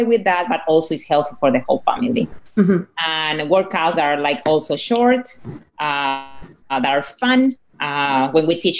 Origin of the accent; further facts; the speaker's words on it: Venezuela; English is a second language; moved away; my husband, we are from Venezuela, so we're Latinos